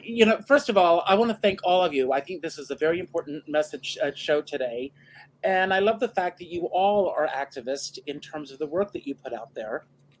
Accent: South Carolina, United States; moved away; I'm originally from South Carolina, enough said.

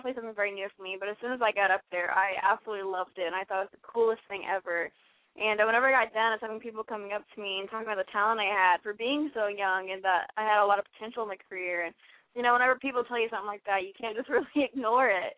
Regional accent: Kansas City, Missouri, United States; I'm from Kansas City, Missouri

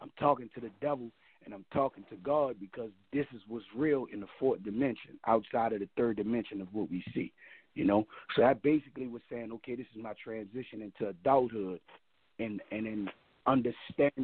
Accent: New Orleans, Louisiana, United States; I'm from the West Bank

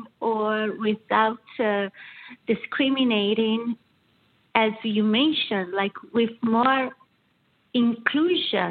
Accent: southern Brazil, Brazil; first language Portuguese; English is a second language; moved away as an adult; also born or lived in Milan, Italy; now in Michigan, United States; as you can see from my accent, I'm originally from Brazil. So my family is from Brazil, south of Brazil.

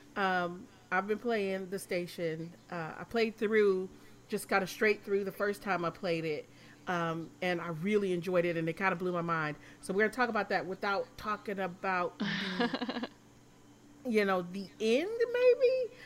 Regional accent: Michigan, United States; I'm from Michigan

